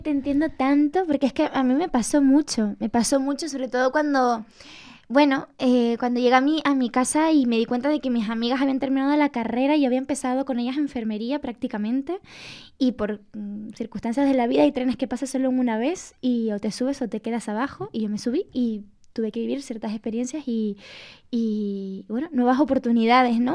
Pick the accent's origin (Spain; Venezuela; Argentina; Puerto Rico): Spain; Canary Islands; moved away as an adult; now in Madrid, Spain; mi tierra y con, lo que fui, con mi infancia